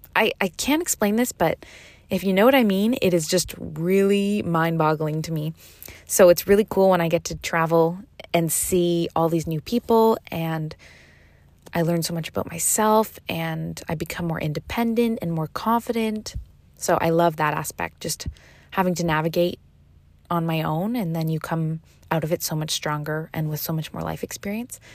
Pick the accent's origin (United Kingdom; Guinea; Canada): Canada; moved away as an adult; now in Seville, Spain; I am originally from Canada, and this year I decided to move to Spain, Sevilla, for dance